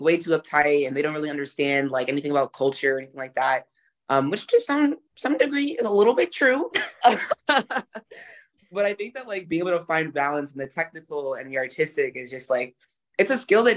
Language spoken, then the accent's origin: English; Brooklyn, New York, United States; I'm from Brooklyn